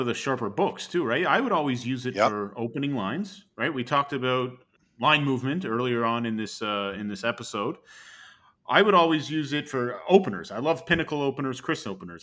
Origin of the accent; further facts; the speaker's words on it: Canada; I was rejected as a Canadian